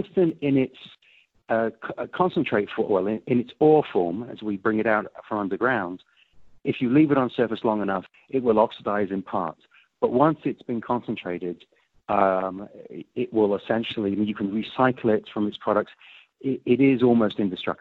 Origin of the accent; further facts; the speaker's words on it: England, United Kingdom; now in United States; I'm an English American, so I'm a naturalized American.